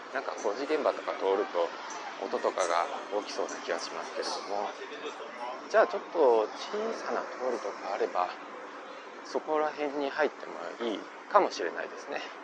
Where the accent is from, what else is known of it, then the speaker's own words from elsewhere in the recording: Osaka, Japan; moved away as an adult; now in Taiwan; 自分自身が大阪出身大阪育ちのものなので